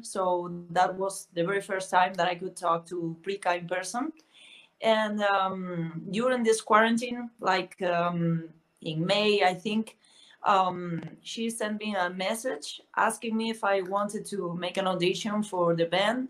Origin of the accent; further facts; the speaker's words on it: A Coruña, Galicia, Spain; English is a second language; moved away as an adult; now in Madrid, Spain; I was born in the northwest of Spain in a very small um, town called La Coruña, and I moved to Madrid like uh, ten years ago or so